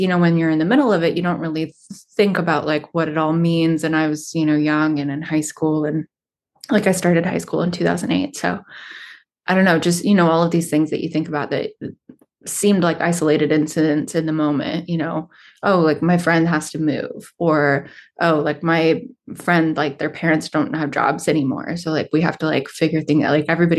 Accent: Stockton, California, United States; Well, I feel like I've kind of lived in Stockton in three very different phases of its existence. So I moved here when I was pretty little.

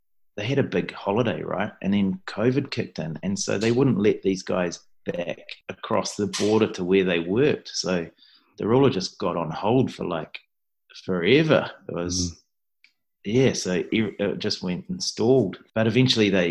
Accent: New Zealand; I'm definitely Kiwi through and through

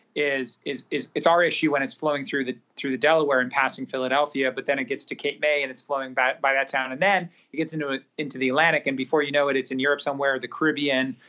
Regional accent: Singapore; I grew up in Southeast Asia, predominantly in Singapore.

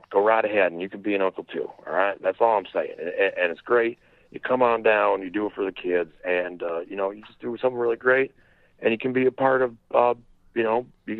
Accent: Crown Point, Indiana, United States; I'm from Crown Point, Indiana.

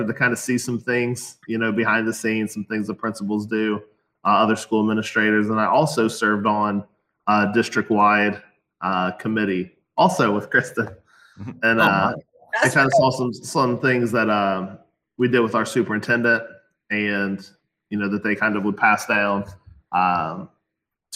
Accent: Ohio, United States; I'm from Ohio, the great state of Ohio

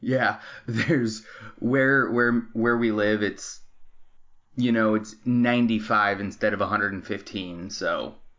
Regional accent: Arizona, United States; moved away as an adult; now in Los Angeles, United States; I was born and raised in Arizona

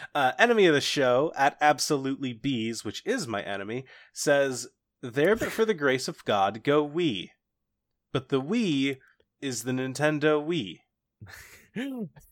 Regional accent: Cincinnati, Ohio, United States; I grew up just outside of Cincinnati

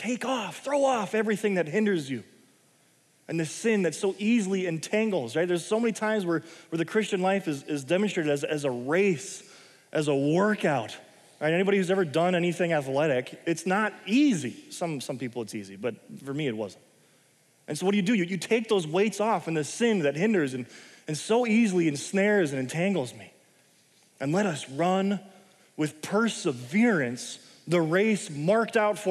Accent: United States; I'm an American.

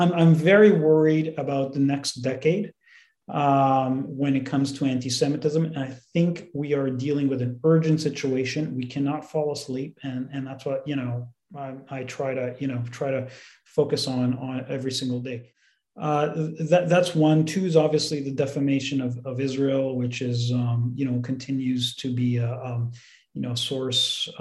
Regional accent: Canada; as Canadians

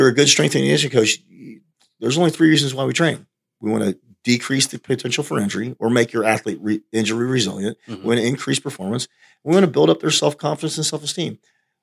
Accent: United States; I'm an American

